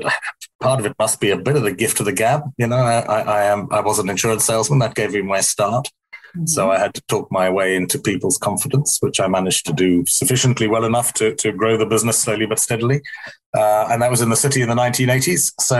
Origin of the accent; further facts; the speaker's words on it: South Africa; moved away as an adult; I'm not South African anymore. I left there when I was 20. And that was in the apartheid era when South Africa was a place where evil predominated, I think you'd have to say. So I went to school there